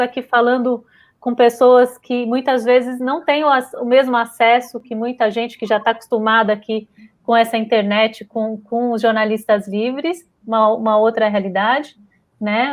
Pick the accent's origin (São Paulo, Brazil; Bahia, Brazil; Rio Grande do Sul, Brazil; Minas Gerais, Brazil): São Paulo, Brazil; also born or lived in Rio de Janeiro; eu também sou nascida no Rio de Janeiro, também na Vila Isabel, mas fui criada aqui em São Paulo.